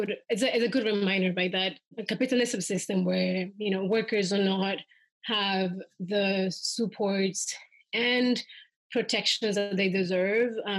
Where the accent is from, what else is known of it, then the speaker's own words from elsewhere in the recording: Soyapango, San Salvador, El Salvador; now in Washington, D.C., United States; I grew up in El Salvador